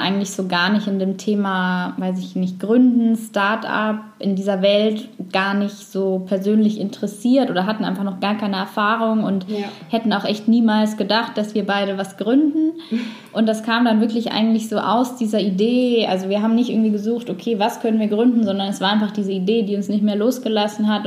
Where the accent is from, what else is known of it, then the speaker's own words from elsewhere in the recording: Allgäu, Bavaria, Germany; also born or lived in Sweden; now in Nuremberg, Germany; ich komme ursprünglich aus dem Allgäu, wohne jetzt wieder in Nürnberg